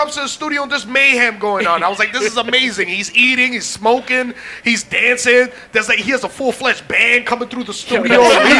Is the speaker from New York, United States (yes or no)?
yes; New York City, New York, United States; I grew up in Manhattan.